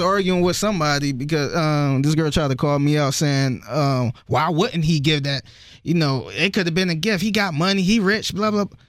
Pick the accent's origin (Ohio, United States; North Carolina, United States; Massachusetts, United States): Ohio, United States; Cleveland; I'm from Cleveland where everybody is, like, separated from each other